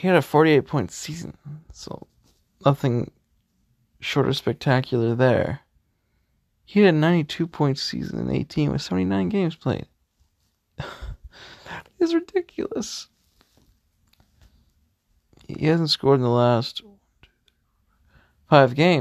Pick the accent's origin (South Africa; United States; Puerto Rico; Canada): Canada; We are Canadian first, Leaf fans second